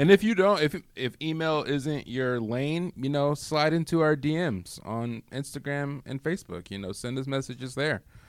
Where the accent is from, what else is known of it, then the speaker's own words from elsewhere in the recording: Michigan, United States; moved away as an adult; I grew up in the Midwest. I grew up in Michigan